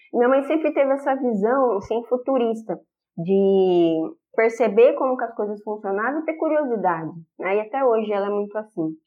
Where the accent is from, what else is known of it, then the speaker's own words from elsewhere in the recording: Olímpia, São Paulo, Brazil; also born or lived in São José do Rio Preto; Eu nasci em Olímpia, no interior de São Paulo